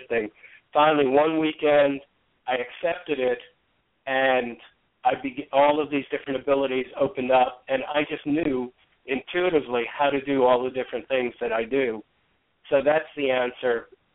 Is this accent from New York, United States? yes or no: yes; New York City, New York, United States; I grew up in New York City